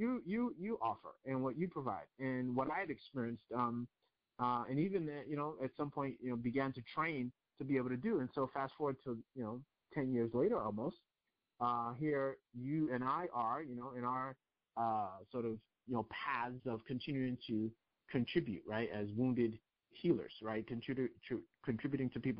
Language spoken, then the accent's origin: English; New York, United States; My parents are from Nigeria. I grew up in New York